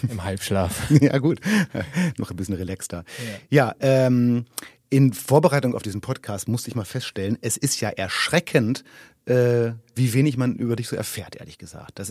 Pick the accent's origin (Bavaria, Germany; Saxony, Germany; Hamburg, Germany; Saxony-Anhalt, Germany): Bavaria, Germany; Munich; also born or lived in Tegernsee; Ich bin in München aufgewachsen.